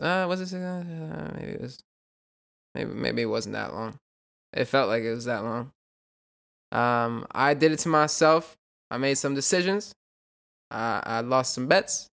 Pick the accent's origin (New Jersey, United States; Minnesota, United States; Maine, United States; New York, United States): New York, United States; I'm from New York